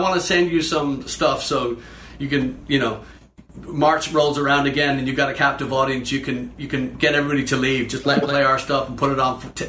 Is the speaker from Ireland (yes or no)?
yes; Dublin, Leinster, Ireland; Growing up in Dublin, you can't discount or bypass